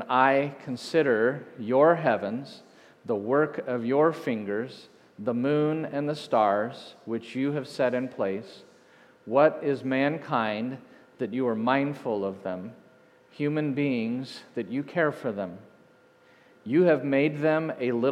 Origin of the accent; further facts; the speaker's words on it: Hays, Kansas, United States; moved away; I grew up in Hays